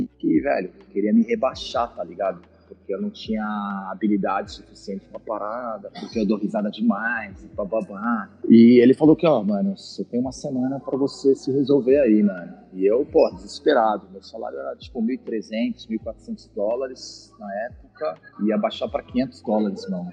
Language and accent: Portuguese; Araras, São Paulo, Brazil; moved away; Eu sou de uma cidade do interior de São Paulo chamada Araras